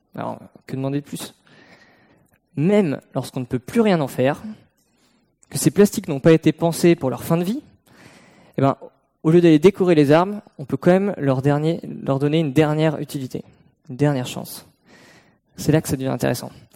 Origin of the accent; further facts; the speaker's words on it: Brittany, France; j'ai grandi en Bretagne, au bord de la mer